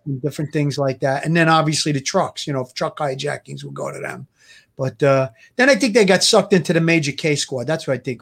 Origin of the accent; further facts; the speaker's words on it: New York City, New York, United States; I came from Gravesend, Avenue U